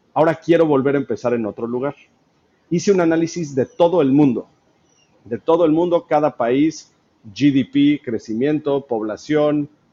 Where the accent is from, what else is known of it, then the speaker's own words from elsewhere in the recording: Mexico; soy mexicano